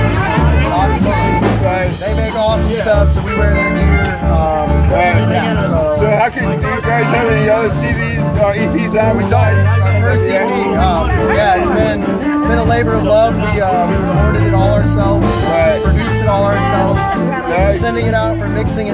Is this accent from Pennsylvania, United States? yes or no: no; Asheville, North Carolina, United States; now in St. Petersburg, United States; Born in St. Pete. I grew up in Asheville, North Carolina.